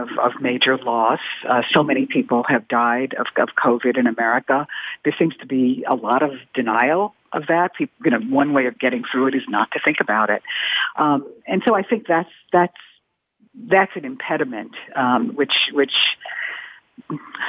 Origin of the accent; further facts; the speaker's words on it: New York, United States; I'm also a New Yorker